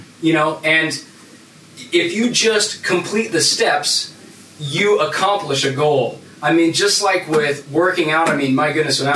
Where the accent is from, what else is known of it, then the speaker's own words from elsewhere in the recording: Phoenix, Arizona, United States; I grew up in Central Phoenix, very impoverished part of the city